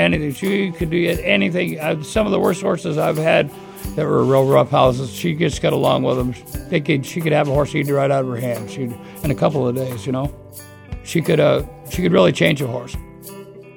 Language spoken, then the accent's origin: English; Scarborough, Maine, United States; I was born in Scarborough, Maine. Specifically, I was born in the grandstand at Scarborough Downs as a racetrack. My dad was a jockey, and my grandfather was a trainer. And so I started at the racetrack at a real early age